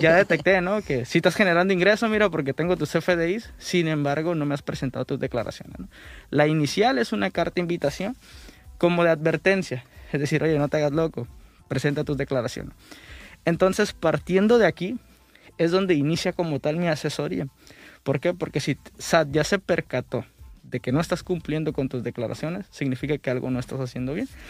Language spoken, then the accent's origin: Spanish; Mexico; como buenos mexicanos siempre decimos